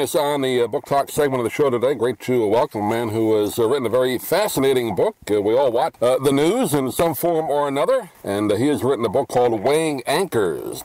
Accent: New York, United States; particularly growing up in New York, where you know you're right in the middle of it all

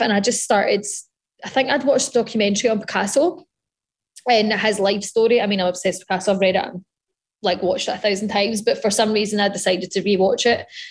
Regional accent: Scotland, United Kingdom; being Scottish

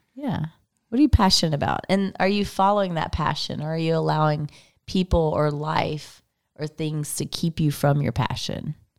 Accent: Texas, United States; I'm from Texas.

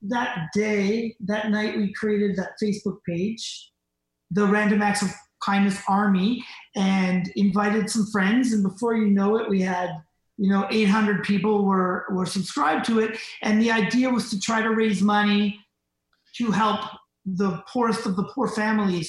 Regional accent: Canada; we're from Canada

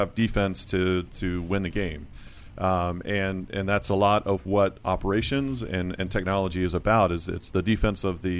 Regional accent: Virginia Beach, Virginia, United States; Virginia Beach.

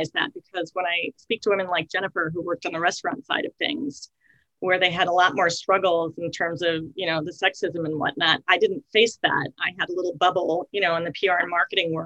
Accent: Long Island, New York, United States; I grew up on Long Island

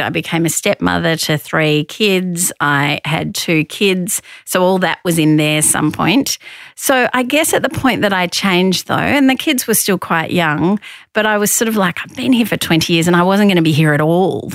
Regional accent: Victoria, Australia; I grew up in Victoria.

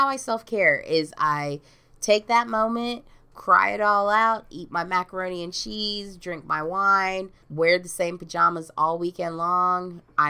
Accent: Sandy Springs, Georgia, United States; I'm from Sandy Springs.

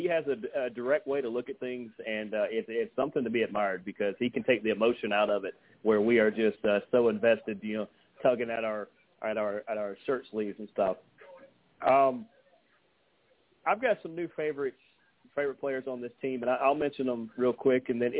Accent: Dallas, Georgia, United States; I see how many people are from Paulding County because my hometown is Dallas. I live about 20 minutes away from it now, but I immediately look for the people from Dallas, from Hiram, from anywhere close

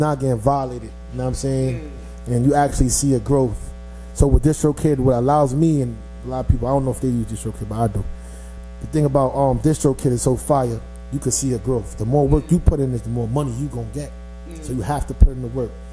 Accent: New York City, New York, United States; I'm from Flatbush, to be exact

